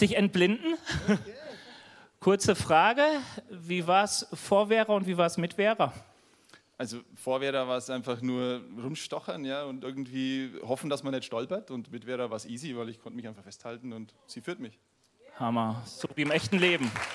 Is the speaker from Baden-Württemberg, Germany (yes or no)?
no; North Rhine-Westphalia, Germany; now in Bavaria, Germany; ich komme aus NRW, hier in Bayern